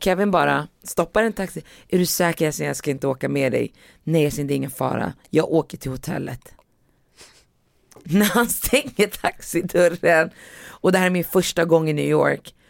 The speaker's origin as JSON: {"language": "Swedish", "town": "Västerås", "region": "Västmanland", "country": "Sweden", "tie": "born or raised there", "said": "när jag växte upp i Västerås"}